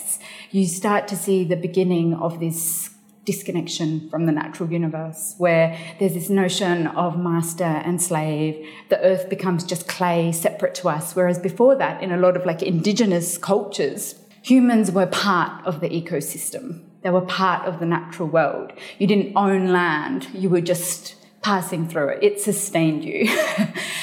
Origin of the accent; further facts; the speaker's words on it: Australia; also born or lived in Afghanistan; I was born in Afghanistan. My family migrated to Australia in the mid-80s